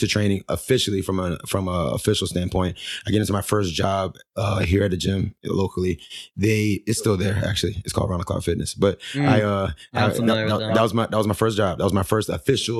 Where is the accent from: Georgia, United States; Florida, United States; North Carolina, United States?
Florida, United States; St. Lucie County; also born or lived in Arizona; now in Fort Myers, United States; I came back to Florida because I'm from Florida